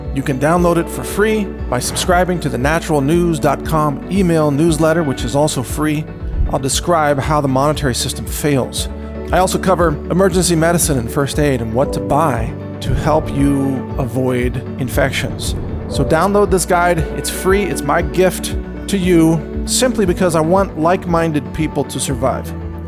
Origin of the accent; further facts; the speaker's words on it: Midwest, United States; I grew up in the Midwest, went to university in the Midwest